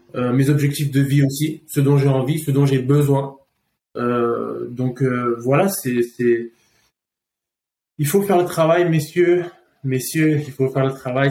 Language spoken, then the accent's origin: French; Paris, Île-de-France, France; je suis parisien de base. Euh, j'ai fait mes conneries à Paris, j'ai fini en prison à mes 15 ans